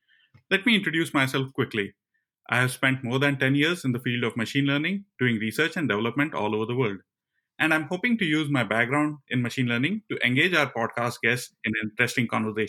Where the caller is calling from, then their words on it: Cleveland, Ohio, United States; I come to you from Cleveland, Ohio.